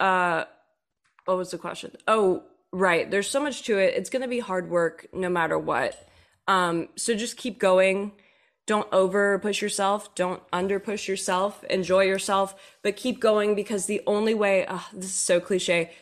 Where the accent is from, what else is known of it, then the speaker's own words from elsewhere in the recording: Texas, United States; also born or lived in Nashville; now in Los Angeles, United States; I grew up in Texas and then moved out here to L